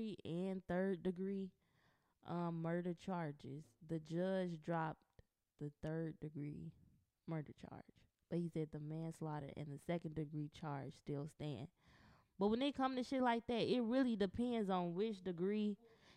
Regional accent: Chicago, Illinois, United States; I'm from Chicago.

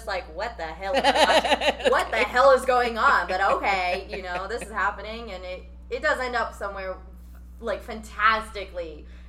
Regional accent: Philippines; No, I'm Filipina.

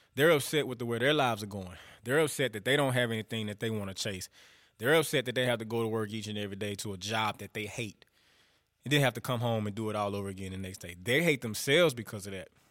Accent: northern Louisiana, United States; I'm from the South. I'm from Louisiana. I'm from up north, though.

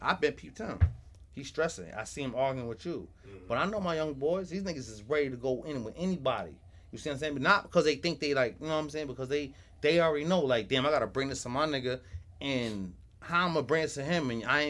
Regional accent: Queens, New York, United States; Because we come from nothing. We come from Queens.

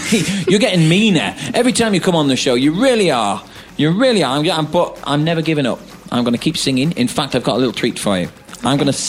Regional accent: United Kingdom; accent: northern; Yeah, that sounded very northern, like my accent.

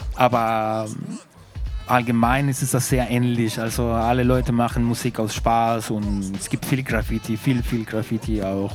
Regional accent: Santiago, Santiago Metropolitan Region, Chile; German is a second language; moved away; ich komme aus Recoleta, heißt

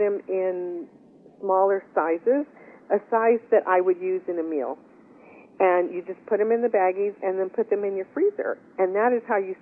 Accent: West Texas, United States; we are from West Texas

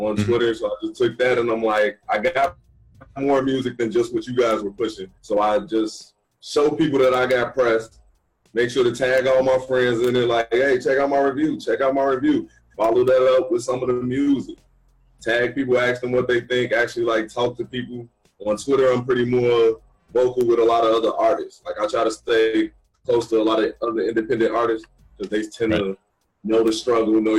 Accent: Chicago, Illinois, United States; I'm from Chicago. Born and raised in Chicago

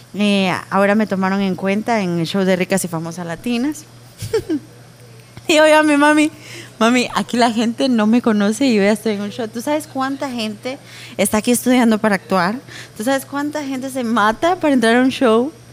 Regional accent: Guatemala; yo amo mi país con todo mi corazón

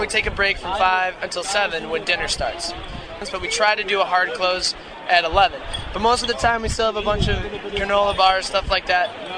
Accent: Milwaukee, Wisconsin, United States; Milwaukee, Wisconsin

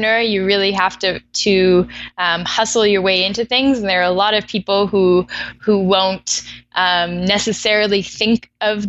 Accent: Vancouver, British Columbia, Canada; moved away as an adult; also born or lived in Ottawa; now in Toronto, Canada; I was born in Ottawa, but grew up in Vancouver.

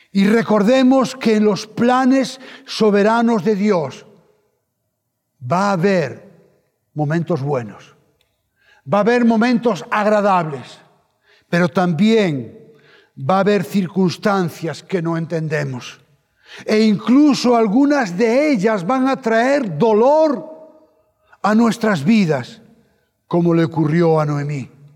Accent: Spain

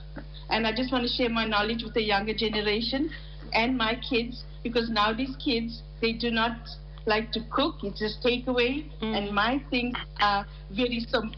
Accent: Johannesburg, Gauteng, South Africa; We're from Johannesburg, but my mom is originally from Pietermaritzburg.

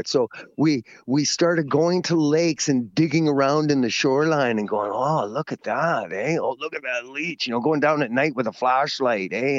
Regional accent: Ladner, British Columbia, Canada; I grew up in Ladner

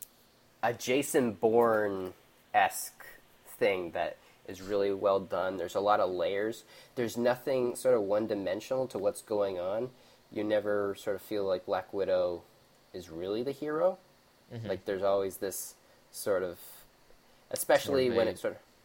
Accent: Canada; Being Canadian

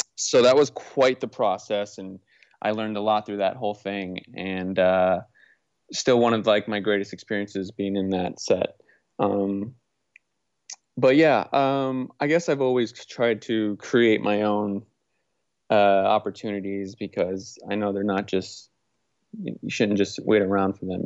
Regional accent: Naples, Florida, United States; moved away as an adult; also born or lived in Orlando, Florida / Portland; now in Los Angeles, United States; I grew up in Southwest Florida, uh, Beach Town, Naples, Florida.

